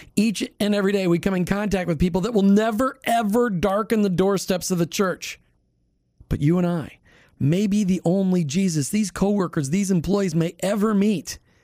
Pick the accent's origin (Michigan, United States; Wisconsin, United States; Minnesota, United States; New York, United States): Minnesota, United States; now in Saint Petersburg, United States; I grew up in Minnesota where the schools were fantastic